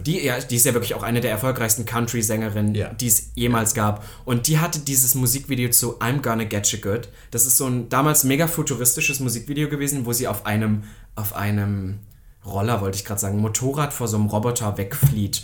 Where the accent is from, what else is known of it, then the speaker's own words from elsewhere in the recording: Saxony-Anhalt, Germany; bei uns in Sachsen-Anhalt